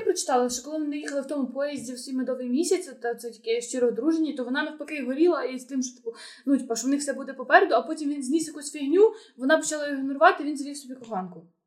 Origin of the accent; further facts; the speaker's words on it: Volodymyr, Volyn Oblast, Ukraine; now in Lviv, Ukraine; Я просто виросла в Володимирі, де не було такого двіжу